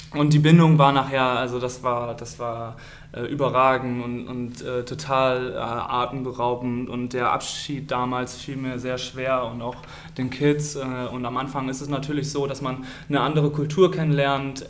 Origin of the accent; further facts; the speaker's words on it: Stade district, Lower Saxony, Germany; moved away as an adult; now in Oldenburg, Germany; komme gebürtig aus dem Landkreis Stade, bin da geboren und habe auch da das Handballspielen gelernt